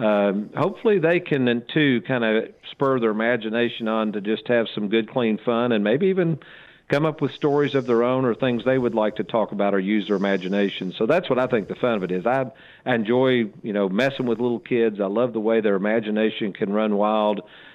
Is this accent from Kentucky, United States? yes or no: yes; Lexington, Kentucky, United States; I grew up in Lexington, Kentucky. Back then, we didn't have a lot of money.